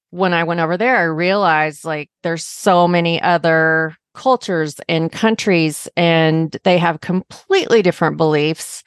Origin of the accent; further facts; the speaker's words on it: Arkansas, United States; moved away; also born or lived in Chicago; I grew up in Arkansas